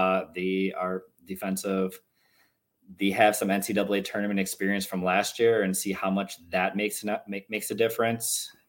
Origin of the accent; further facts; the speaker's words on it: Minnesota, United States; Well, I'm from Minnesota.